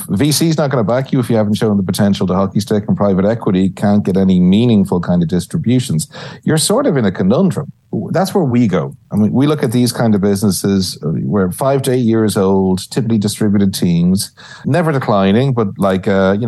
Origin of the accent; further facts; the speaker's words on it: Ireland; moved away as an adult; also born or lived in New York; now in San Antonio, United States; I see myself as part of the new, emerging Irish Texan scene